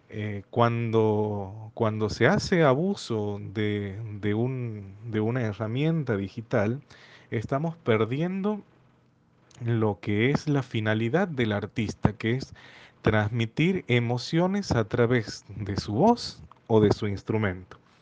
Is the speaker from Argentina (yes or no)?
yes; Santiago del Estero, Argentina; Soy de Argentina, de la ciudad de Santiago del Estero.